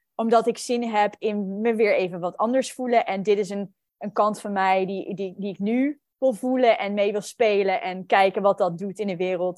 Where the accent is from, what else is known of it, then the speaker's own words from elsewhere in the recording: New Zealand; moved away; also born or lived in Netherlands; ik ben opgegroeid in Nieuw-Zeeland